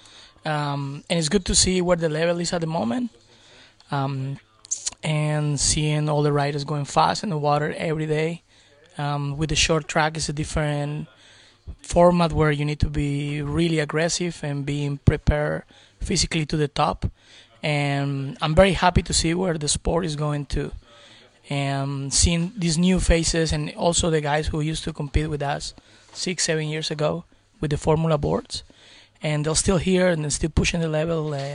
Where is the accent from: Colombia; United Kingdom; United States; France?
Colombia